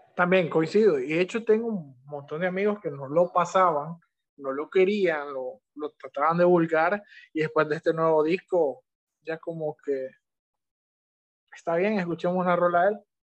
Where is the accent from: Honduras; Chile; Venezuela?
Honduras